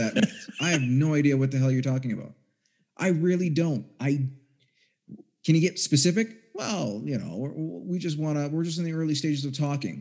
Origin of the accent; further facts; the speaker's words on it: Canada; I grew up in Canada.